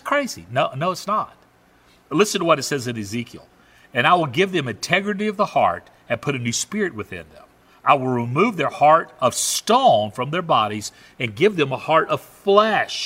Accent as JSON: {"language": "English", "region": "Southern United States", "country": "United States", "also_born_or_lived": "Canada", "accent": "Southern", "said": "I have a Southern accent"}